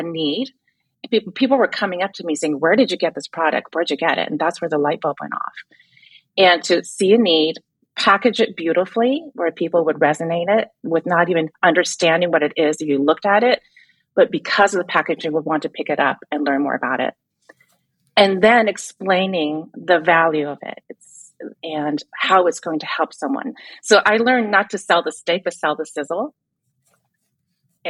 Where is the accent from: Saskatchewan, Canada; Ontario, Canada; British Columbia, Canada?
British Columbia, Canada; Vancouver; I grew up in Canada, Vancouver, Canada